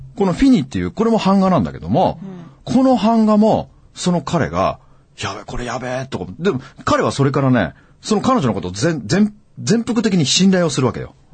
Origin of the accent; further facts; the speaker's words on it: Aomori, Japan; 僕と同じ青森県出身